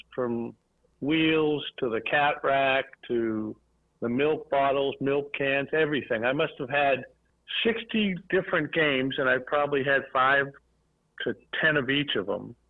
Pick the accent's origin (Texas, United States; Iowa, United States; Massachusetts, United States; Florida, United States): Massachusetts, United States; Boston; I grew up in West Roxbury, Massachusetts